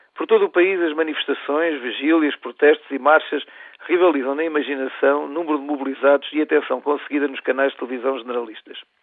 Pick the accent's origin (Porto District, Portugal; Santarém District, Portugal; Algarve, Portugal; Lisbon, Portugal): Lisbon, Portugal; Nascido e criado em Lisboa, filho, como todos os lisboetas de imigrantes internos